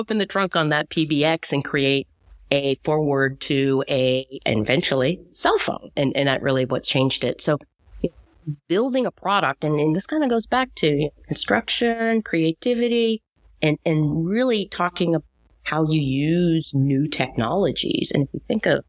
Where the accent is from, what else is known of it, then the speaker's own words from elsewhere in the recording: Goffstown, New Hampshire, United States; I grew up in New Hampshire, Goffstown, New Hampshire